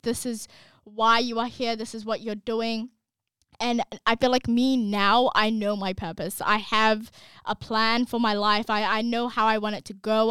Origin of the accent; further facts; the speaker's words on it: Australia; we're from Australia